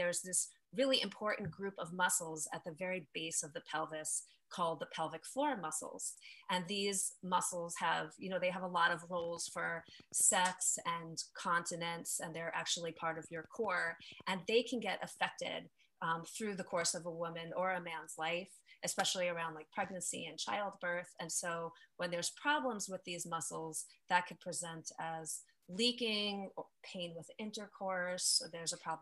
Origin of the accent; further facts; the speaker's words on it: New York, United States; now in California, United States; I'm located in California. I'm from New York originally